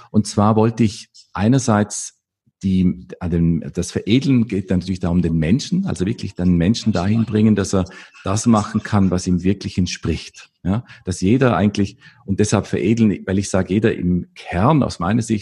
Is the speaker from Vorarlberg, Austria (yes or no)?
yes; Vorarlberg, Austria; Ich komme aus Österreich, äh, aus dem westlichen Teil von Österreich, aus dem, aus dem bergigen Gebiet effektiv und äh, aus dem Bregenzer Wald.